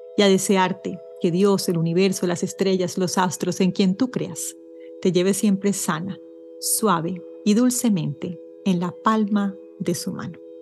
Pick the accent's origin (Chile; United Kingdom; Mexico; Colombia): Colombia; moved away as an adult; now in Ottawa, Canada; yo soy colombiana, como sabes, vivo en Canadá, en Ottawa, y viví en Colombia hasta agosto del año pasado, del año 2022